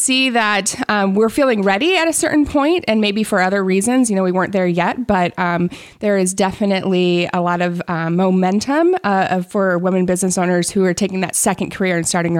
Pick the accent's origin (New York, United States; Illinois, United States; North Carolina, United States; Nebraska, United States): Nebraska, United States; also born or lived in Denver; now in Iowa, United States; I'm from Nebraska originally. {S1} Okay. {S2} I grew up in a few different areas, but then moved out to Denver for 7 years.